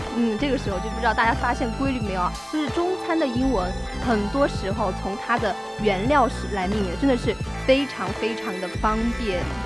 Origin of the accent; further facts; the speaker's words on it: China; 我们中国的食物